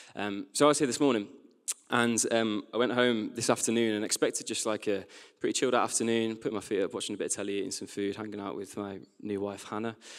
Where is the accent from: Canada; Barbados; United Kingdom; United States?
United Kingdom; West Midlands; now in Sheffield, United Kingdom; As a teenager, I grew up in the West Midlands